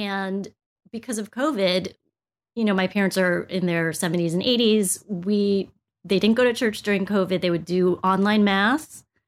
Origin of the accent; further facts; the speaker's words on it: United States; I was born here in the States